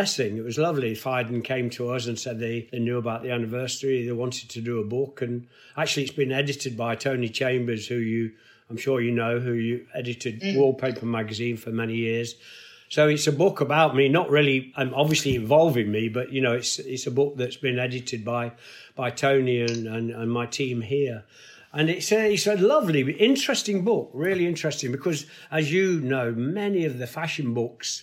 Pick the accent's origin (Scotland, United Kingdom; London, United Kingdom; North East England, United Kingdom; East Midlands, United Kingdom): East Midlands, United Kingdom; Nottingham; my hometown of Nottingham